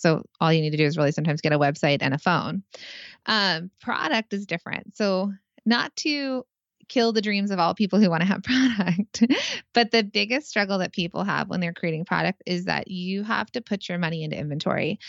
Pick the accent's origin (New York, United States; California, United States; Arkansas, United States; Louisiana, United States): California, United States; now in New Jersey, United States; I'm from California